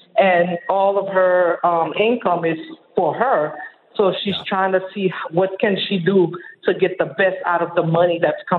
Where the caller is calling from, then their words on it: Miami, Florida, United States; I'm calling from Miami, Florida